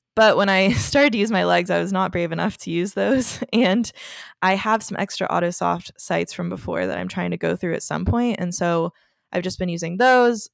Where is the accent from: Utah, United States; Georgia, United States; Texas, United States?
Texas, United States; moved away as an adult; now in Los Angeles, United States; I am from Texas, if you don't already know that, and so I've only been in L A a couple years